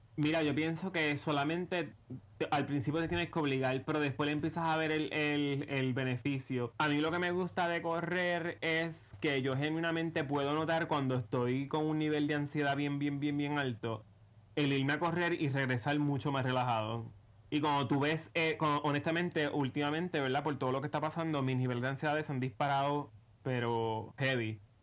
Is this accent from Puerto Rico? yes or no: yes; Puerto Rico; somos dos ciudadanos puertorriqueños que se preocupan por su país